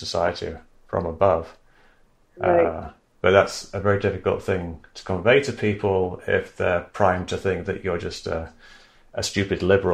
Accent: England, United Kingdom; moved away; I grew up in England

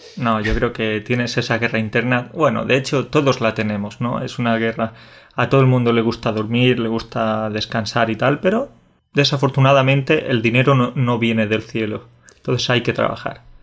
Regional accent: Jaén, Andalusia, Spain; also born or lived in Catalonia / Córdoba; Jaén es un, es un territorio de interior, que es de donde yo vengo. En realidad siempre digo que soy de Córdoba, pero lo digo de forma un poco tramposa porque soy de Jaén

